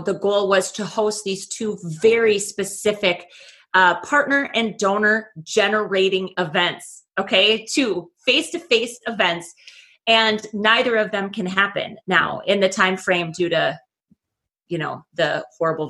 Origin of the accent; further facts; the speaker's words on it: Oakes, North Dakota, United States; moved away as an adult; I returned back to my hometown. I'm in Oaks, North Dakota.